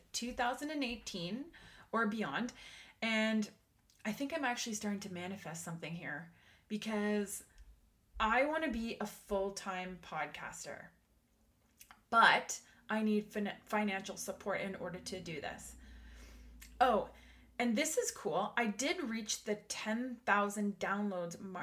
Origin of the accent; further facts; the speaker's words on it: Canada; I am Canadian